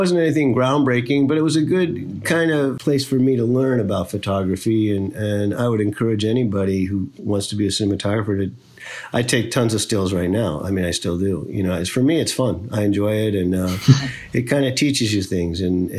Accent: Midwest, United States; I grew up in the Midwest in the United States

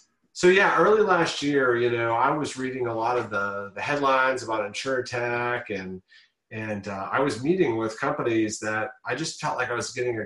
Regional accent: Ann Arbor, Michigan, United States; moved away as an adult; also born or lived in Washington, D.C.; I'm born and raised in Michigan, in Ann Arbor, Michigan

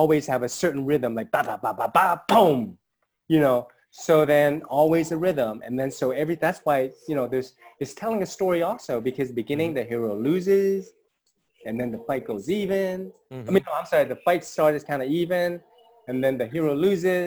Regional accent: United States; I grew up here in the States

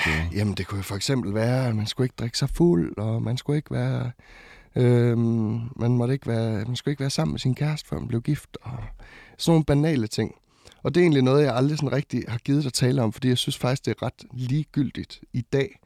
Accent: West Jutland, Central Denmark Region, Denmark; also born or lived in Botswana / Ringkøbing; jeg er vokset op i Indre Mission øhm, i Vestjylland

